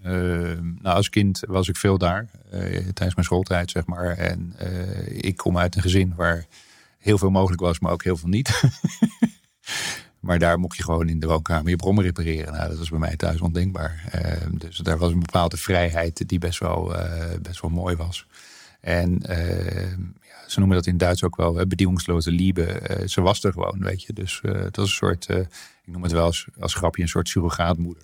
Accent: Hilversum, North Holland, Netherlands; also born or lived in Soest / Bilthoven; ik ben opgegroeid voor mijn grootste deel van mijn jeugd zeg maar, in Hilversum

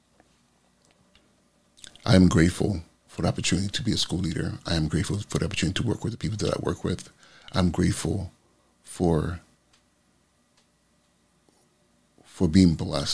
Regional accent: California, United States; the community I grew up in California

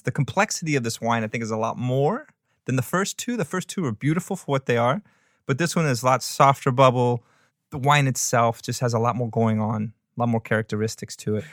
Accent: New Orleans, Louisiana, United States; I grew up in New Orleans

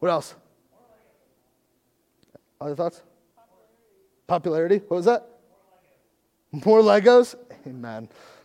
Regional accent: United States; as American Christians

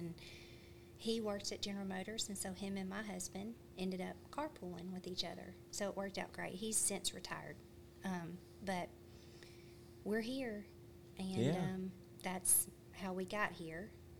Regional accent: Louisiana, United States; moved away as an adult; now in Scottsville, United States; I'm actually from Louisiana.

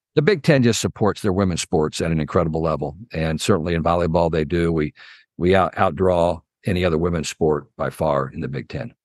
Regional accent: Muncie, Indiana, United States; I grew up in Muncie, Indiana

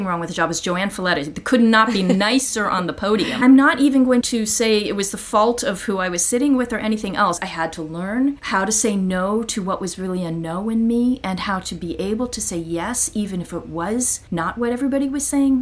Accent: Athens, Ohio, United States; moved away; I grew up in Athens, Ohio.

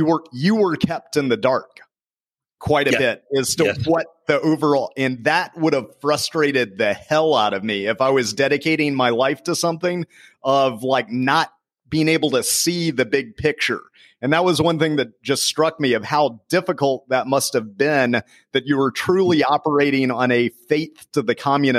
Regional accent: United States; being an American growing up here

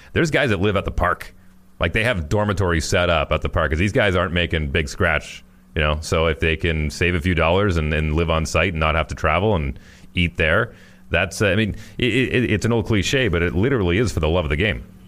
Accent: Fort McMurray, Alberta, Canada; moved away; also born or lived in Winnipeg; my hometown of Northern Alberta

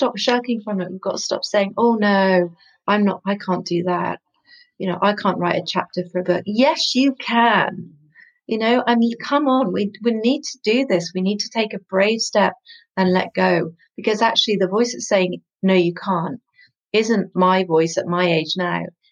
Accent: West Country, South West England, United Kingdom; I come from the West Country

